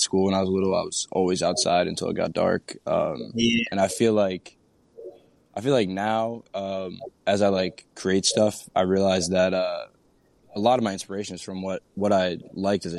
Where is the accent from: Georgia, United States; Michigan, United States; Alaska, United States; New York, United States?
New York, United States; south of Albany on the Hudson River, upstate; I'm from upstate New York, a little south of Albany on the Hudson River